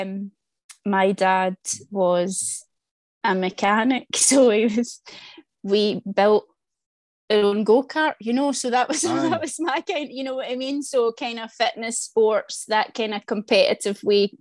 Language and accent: English; Glasgow, Scotland, United Kingdom; I'm from the East End of Glasgow